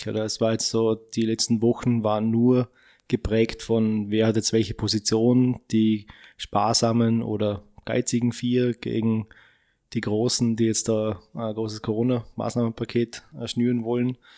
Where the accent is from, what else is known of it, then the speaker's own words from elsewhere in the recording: Austria; Also bin ich als Österreicher dagegen, dass die das tun.